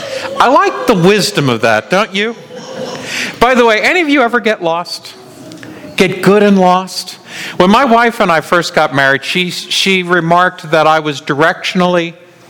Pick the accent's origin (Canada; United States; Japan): United States; New York; I grew up in New York